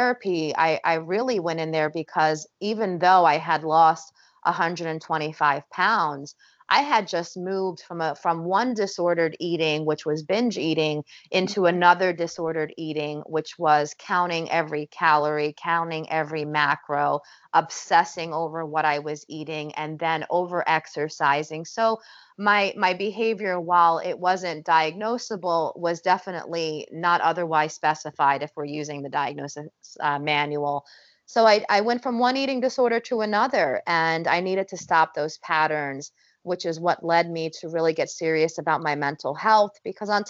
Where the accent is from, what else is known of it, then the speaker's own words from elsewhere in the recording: New Jersey, United States; we're Italian, we're from North Jersey